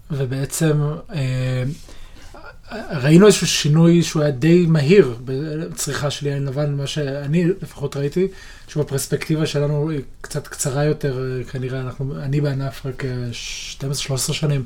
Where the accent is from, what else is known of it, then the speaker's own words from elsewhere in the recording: Israel; אנחנו כישראלים וכיהודים